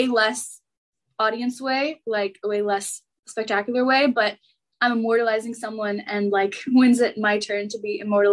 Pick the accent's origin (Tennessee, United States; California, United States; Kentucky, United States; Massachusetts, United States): California, United States; Los Angeles; moved away as an adult; now in Washington, D.C., United States; I'm from Los Angeles and go to school back east